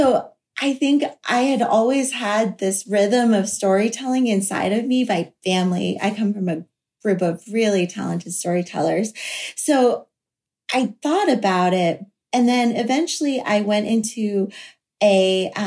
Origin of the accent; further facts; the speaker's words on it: Florida coast, United States; where I grew up on the Florida coast